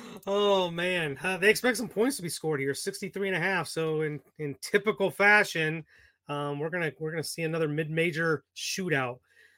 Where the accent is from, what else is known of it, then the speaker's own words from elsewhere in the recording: Ohio, United States; moved away; my hometown back in Ohio